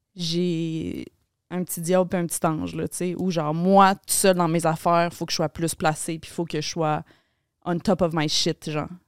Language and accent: French; Laval, Quebec, Canada; moved away as an adult; now in Montreal, Canada; je grandi à Laval, t'as habité dans une maison pareille comme toutes les autres maisons